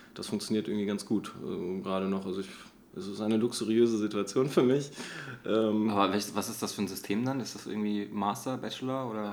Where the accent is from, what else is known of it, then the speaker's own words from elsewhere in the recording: Göttingen, Lower Saxony, Germany; moved away; also born or lived in Offenbach; ursprünglich komme ich aus Göttingen